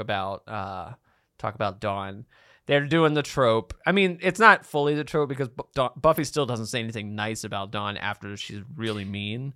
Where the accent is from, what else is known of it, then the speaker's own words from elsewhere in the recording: Baltimore, Maryland, United States; I'm from Baltimore